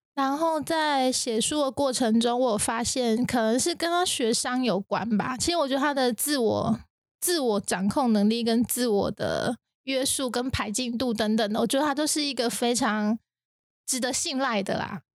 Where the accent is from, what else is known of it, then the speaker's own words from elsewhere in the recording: Taiwan; 跟我们现在台湾，土生土长的台湾是一样的